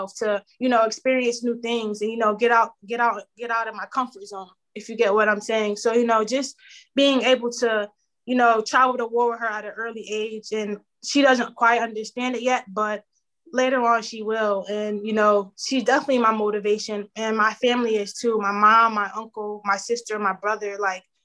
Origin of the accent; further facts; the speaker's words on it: New Haven, Connecticut, United States; moved away; I was born and raised here in New Haven, Connecticut